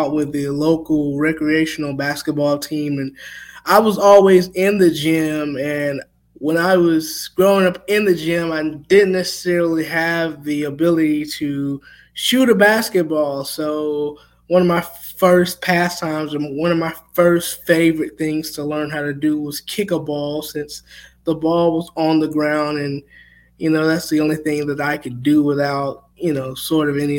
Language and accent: English; Thomaston, Georgia, United States; Growing up in Georgia